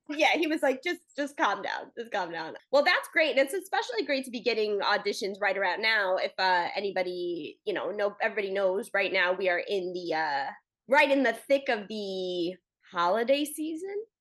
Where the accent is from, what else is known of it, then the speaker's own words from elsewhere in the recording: East Coast, United States; I'm from the East Coast